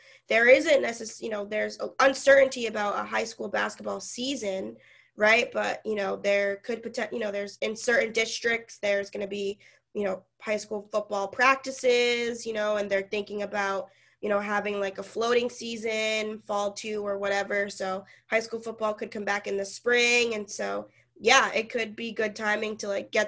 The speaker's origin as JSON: {"language": "English", "town": "Boston", "region": "Massachusetts", "country": "United States", "tie": "born or raised there", "said": "being from Boston and growing up in Massachusetts"}